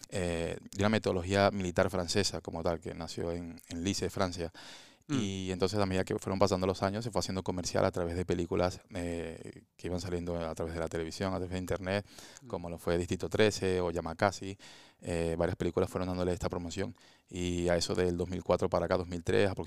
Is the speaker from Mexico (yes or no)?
no; Venezuela; moved away as an adult; now in Spain; en mi país, en Venezuela